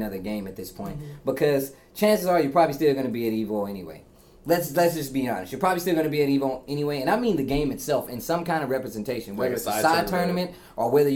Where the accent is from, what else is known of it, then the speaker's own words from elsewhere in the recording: Midwest, United States; accent: Midwest; I can't help the way I say Xavier, man. It's just the Midwest.